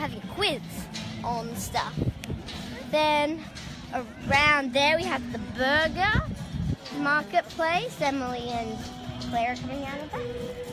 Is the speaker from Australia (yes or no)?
yes; Australia; I am Australian.